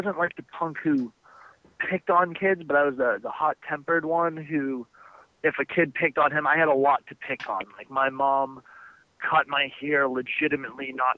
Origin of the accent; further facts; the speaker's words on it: Boston, Massachusetts, United States; I grew up in Boston